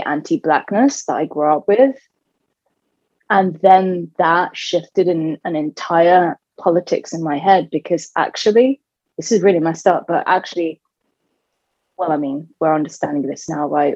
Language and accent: English; United Kingdom; I was so conflicted being British and Bengali and Sunni Muslim and gay and now non-binary